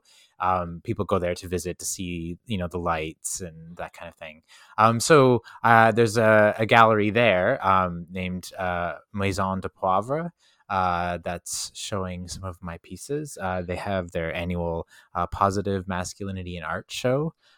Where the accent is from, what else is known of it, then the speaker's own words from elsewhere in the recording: Canada; I'm Canadian, right? We're trying to be like humble.